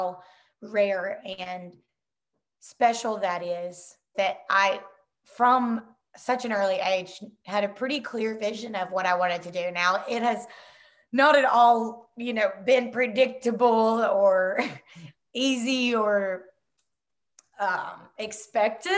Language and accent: English; Rossville, Georgia, United States; I grew up in Rossville, Georgia. It's North Georgia, close to Chattanooga, Tennessee.